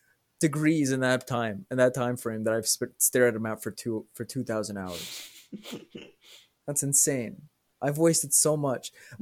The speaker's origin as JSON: {"language": "English", "country": "Mexico", "said": "I'm Mexican."}